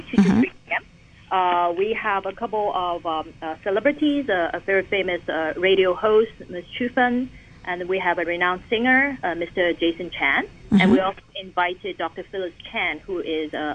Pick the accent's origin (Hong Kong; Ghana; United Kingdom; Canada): Hong Kong; growing up in Hong Kong